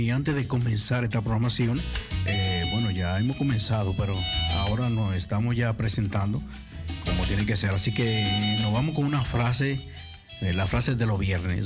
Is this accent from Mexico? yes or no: no; Dominican Republic; moved away; en mi país